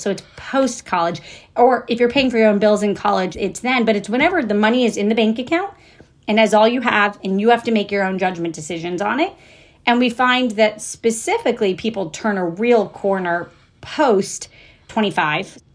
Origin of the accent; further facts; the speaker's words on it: Jacksonville, Florida, United States; also born or lived in Kentucky; I was born in Kentucky. I grew up in Jacksonville, Florida